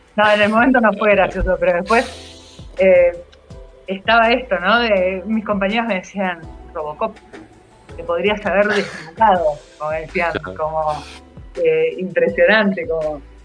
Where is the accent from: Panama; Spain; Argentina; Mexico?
Argentina; Campana, Buenos Aires Province; moved away; also born or lived in Zárate; yo crecí por Zárate y Campana